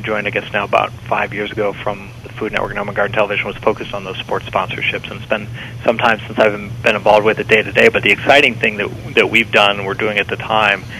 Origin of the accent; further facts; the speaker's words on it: Cincinnati, Ohio, United States; my hometown of Cincinnati